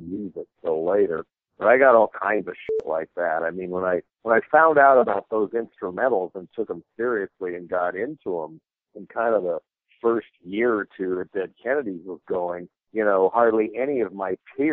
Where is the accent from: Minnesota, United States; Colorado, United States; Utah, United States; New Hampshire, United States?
Colorado, United States; Boulder; I was growing up in Boulder, Colorado